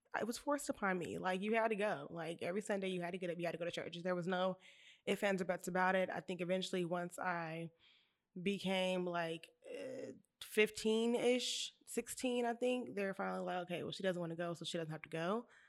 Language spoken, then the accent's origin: English; Bakersfield, California, United States; I'm from Bakersfield